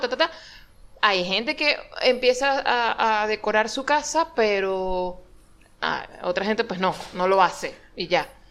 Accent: Venezuela; moved away; uno viene en, en, de, de Venezuela

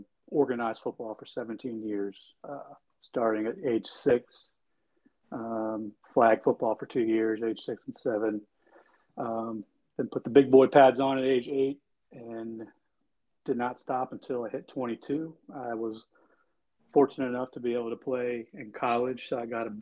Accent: Midlothian, Virginia, United States; I started out at the public high school, where I grew up in Midlothian, Virginia

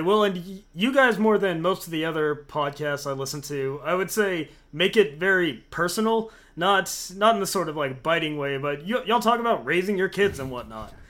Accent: Oklahoma City, Oklahoma, United States; we're all from Oklahoma City

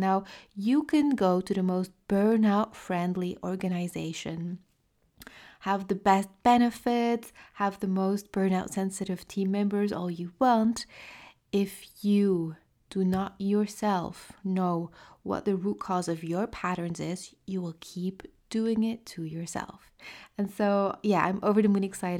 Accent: France; accent: French; using my French accent

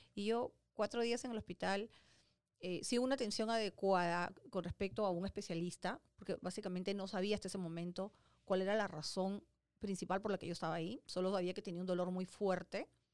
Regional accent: Peru; moved away as an adult; now in United States; en Perú, ¿no? en mi país

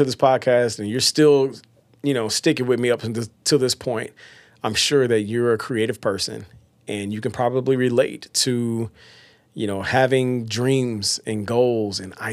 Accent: Batesville, Arkansas, United States; also born or lived in Oakland, California; Grew up in a town called Batesville, Arkansas

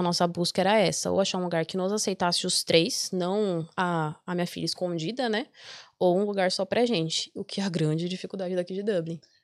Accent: Brazil; moved away as an adult; Eu já saí do Brasil com a cabeça de que ia ficar

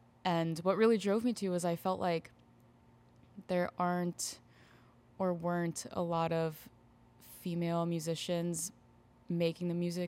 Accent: Tampa, Florida, United States; Yeah, I grew up in the Tampa Bay area as well.

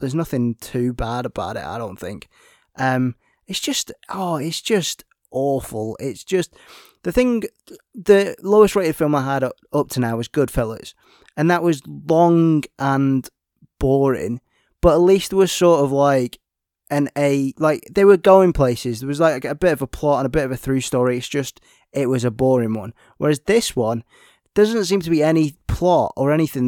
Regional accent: United Kingdom; We're British

